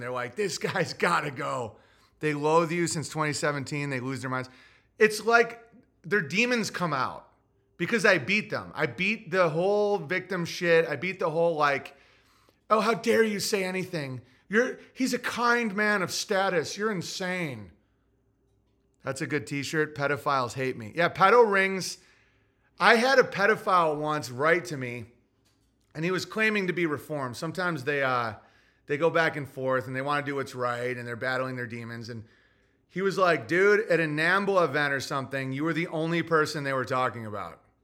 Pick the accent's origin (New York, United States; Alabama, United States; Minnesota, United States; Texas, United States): New York, United States; I'm from New York State